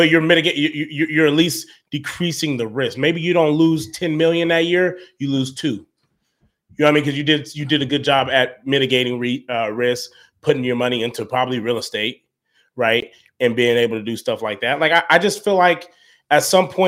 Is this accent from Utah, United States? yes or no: yes; Salt Lake City, Utah, United States; No, I, bro, I grew up in Salt Lake.